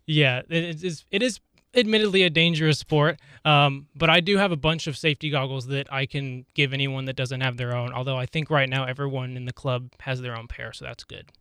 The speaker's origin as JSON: {"language": "English", "town": "Lawrence", "region": "Kansas", "country": "United States", "tie": "born or raised there", "said": "I was born and raised here in Lawrence, so I've been around KU all my life"}